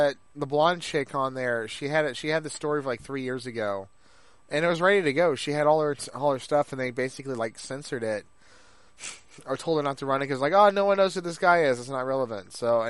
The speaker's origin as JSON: {"language": "English", "country": "United States", "said": "I'm an American. I'm not British, and my ancestors aren't British"}